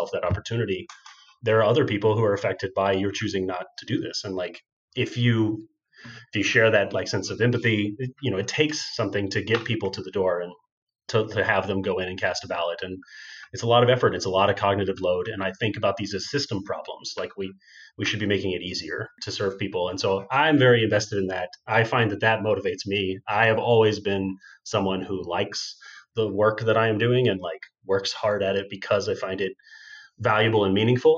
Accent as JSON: {"language": "English", "region": "Texas", "country": "United States", "tie": "born or raised there", "said": "the kinds of people I grew up with in Texas"}